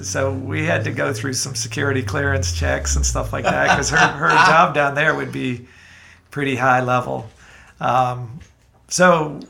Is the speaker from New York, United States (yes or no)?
yes; New York City, New York, United States; moved away as an adult; also born or lived in Atlanta, Georgia; now in Athens, United States; I was born and raised in New York City. And my mother was English and my father was from Brooklyn.